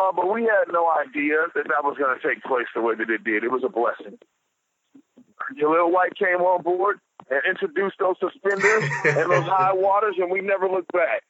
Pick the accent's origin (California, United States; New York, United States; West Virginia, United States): California, United States; Los Angeles; I'm from Los Angeles, California. Okay. A beautiful place. Not very many people are actually born and raised in Los Angeles, but I am.